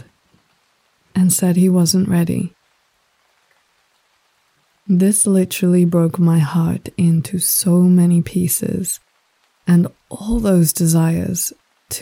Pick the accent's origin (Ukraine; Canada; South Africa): South Africa; also born or lived in Australia / Sri Lanka; now in Denmark; Growing up in South Africa, very, very far away from any kind of ancestral heritage